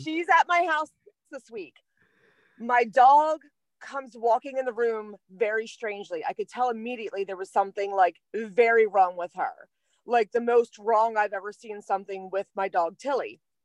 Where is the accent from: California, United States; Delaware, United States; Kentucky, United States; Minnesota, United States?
Delaware, United States; I'm from Delaware